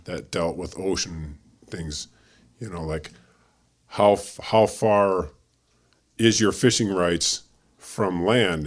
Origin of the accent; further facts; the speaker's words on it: Lake Michigan, Midwest, United States; moved away; I grew up on Lake Michigan